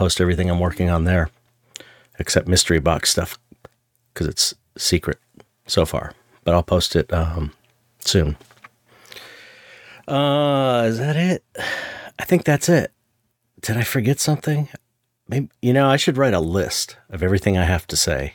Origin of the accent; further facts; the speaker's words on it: San Pedro, California, United States; I'm from San Pedro.